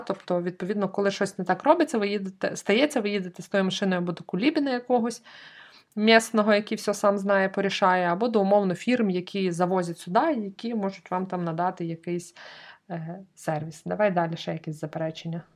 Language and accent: Ukrainian; Lviv, Lviv Oblast, Ukraine; я як справжня львів'янка